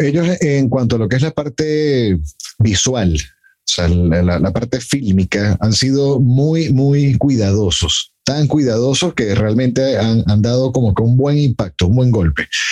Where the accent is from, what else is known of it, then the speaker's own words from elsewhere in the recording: Mexico; en mi país